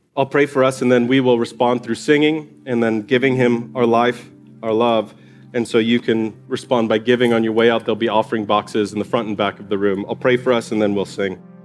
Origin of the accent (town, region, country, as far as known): United States